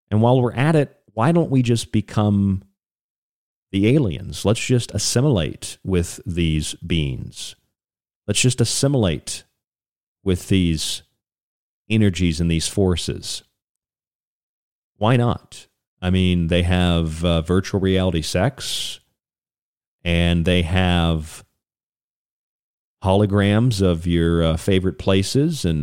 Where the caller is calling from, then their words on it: Kentucky, United States; I'm calling from Kentucky.